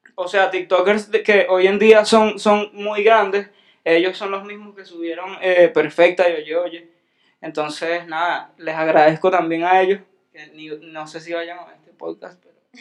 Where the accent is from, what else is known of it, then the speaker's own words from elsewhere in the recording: Venezuela; yo soy un venezolano